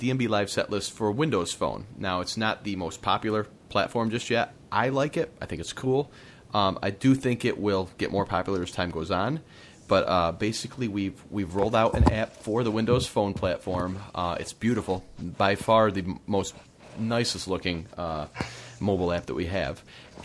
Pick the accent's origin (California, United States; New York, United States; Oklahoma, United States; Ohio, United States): New York, United States; Upstate; Upstate New York, my hometown, you know, in that area